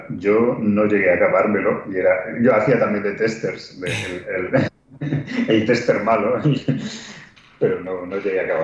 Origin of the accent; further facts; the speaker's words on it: Spain; increíblemente, siendo españoles.